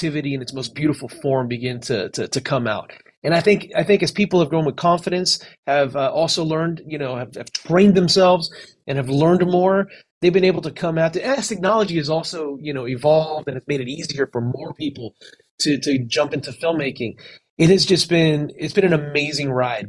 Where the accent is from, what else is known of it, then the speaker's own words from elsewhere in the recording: Miami, Florida, United States; also born or lived in California; I was raised in Miami